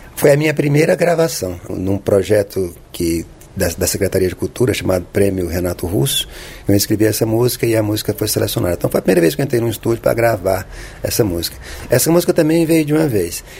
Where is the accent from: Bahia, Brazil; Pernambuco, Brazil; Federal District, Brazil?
Federal District, Brazil; Brasília; also born or lived in Poté, Minas Gerais; nasci aí em 1967, moro em Brasília desde 69